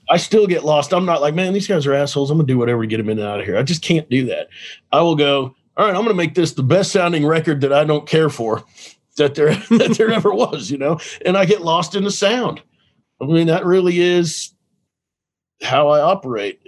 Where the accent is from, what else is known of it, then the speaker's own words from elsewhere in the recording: Dallas, Texas, United States; I grew up in Dallas.